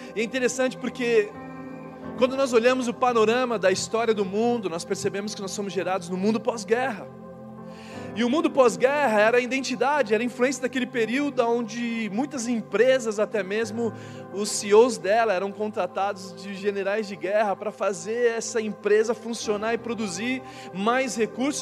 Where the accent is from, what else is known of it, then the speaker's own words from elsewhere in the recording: São Paulo, Brazil; o bairro inteiro de São Paulo, onde eu nasci